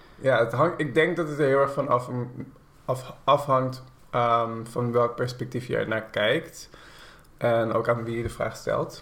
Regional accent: Haarlem, North Holland, Netherlands; Haarlem waar ik opgroeide

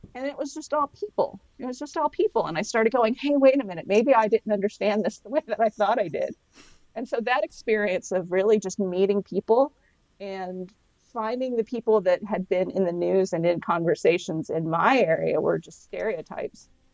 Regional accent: the South, United States; moved away; I grew up in the South Roman Catholic

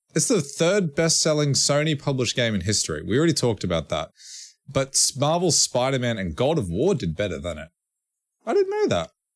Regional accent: Australia; we're Australian

